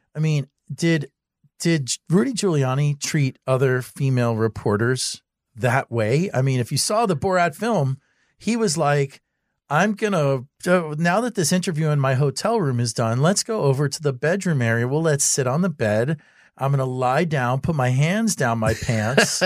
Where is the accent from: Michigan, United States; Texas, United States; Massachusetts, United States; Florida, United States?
Florida, United States; Miami; I'm from Miami.